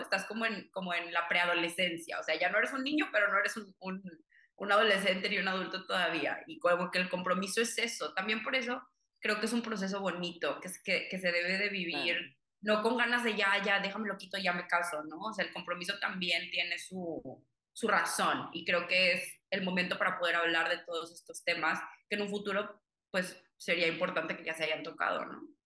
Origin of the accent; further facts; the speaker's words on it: Monterrey, Nuevo León, Mexico; also born or lived in Cuba; yo nací en Cuba, toda mi familia es cubana, pero me crié aquí en Monterrey